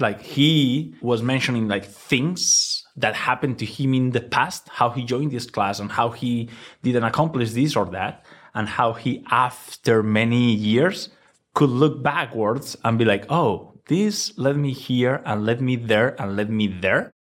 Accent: Valencia, Valencian Community, Spain; English is a second language; moved away as an adult; now in New York, United States; I was born in Valencia. I spent my childhood there.

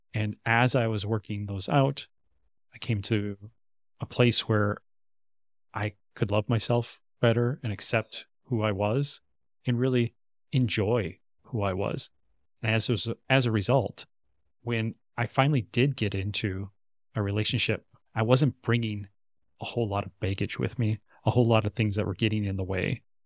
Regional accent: Minnesota, United States; moved away as an adult; now in Korea; my hometown area in Minnesota, back in the States

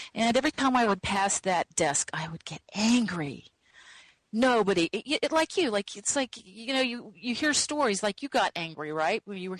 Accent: Midwest, United States; Growing up in the Midwest, you didn't learn about you couldn't find a channeling class.

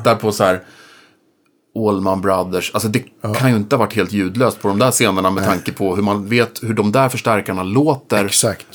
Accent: Norrköping, Östergötland, Sweden; i Norrköping, där jag kommer ifrån

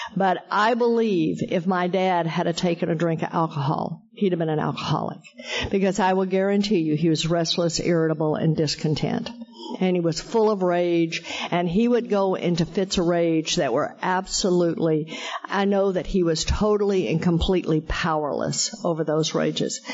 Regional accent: Texas, United States; I am a hick from Texas

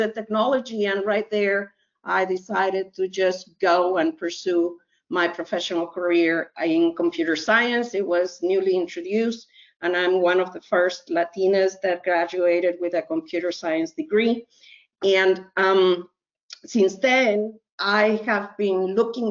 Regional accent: Mexico; now in United States; I was born in Mexico

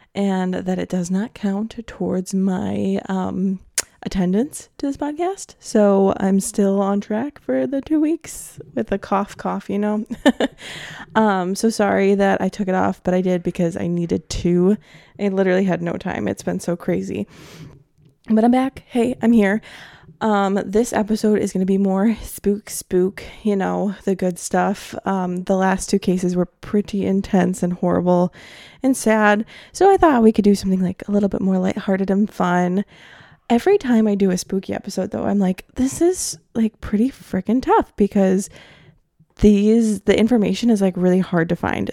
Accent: Milwaukee, Wisconsin, United States; my hometown of Milwaukee

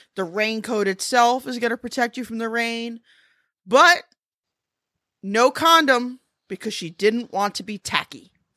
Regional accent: United States; I'm American

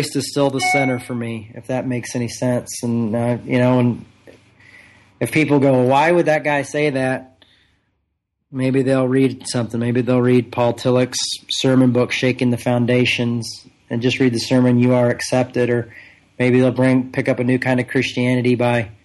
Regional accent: United States; I was born in the United States of America

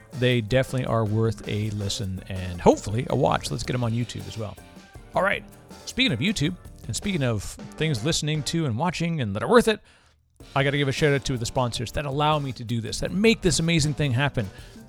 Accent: Canada; People never know that I'm Canadian until I talk to another Canadian. And then for whatever reason, our accents kind of bleed pretty heavily in those ones.

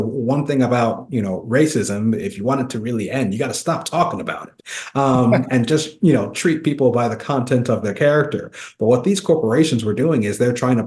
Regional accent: Kansas, United States; my home state of Kansas

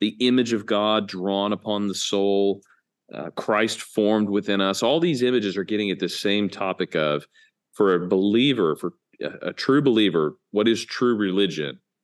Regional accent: United States; we as American evangelicals

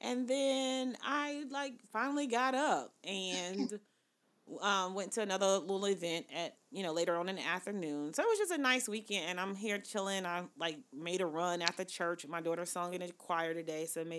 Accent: the South, United States; But I was cooking like I'm from the South.

